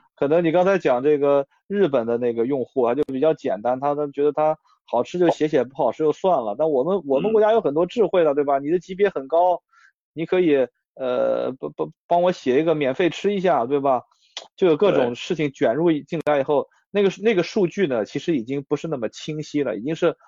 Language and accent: Chinese; northern China, China; 作为北方人